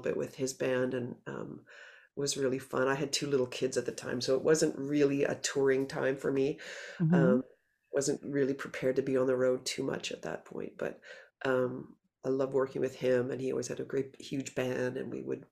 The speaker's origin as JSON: {"language": "English", "town": "Halifax", "region": "Nova Scotia", "country": "Canada", "said": "we're all from Halifax"}